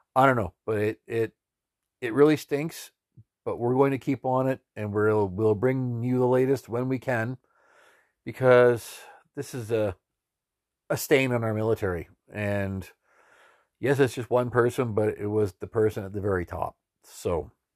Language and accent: English; Canada; we're Canadian citizens